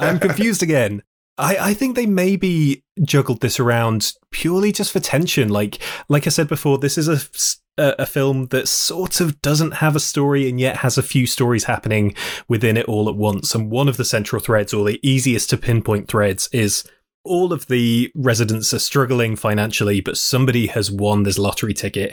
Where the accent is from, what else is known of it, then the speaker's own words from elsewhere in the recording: New York City, New York, United States; Puerto Dominican Rican, I always say I'm from Queens